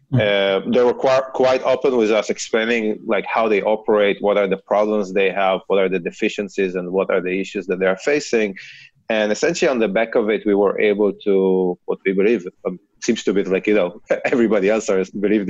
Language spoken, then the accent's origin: English; Israel; accent: Israeli; I actually started in the Israeli Cyber Command, as you can hear from my accent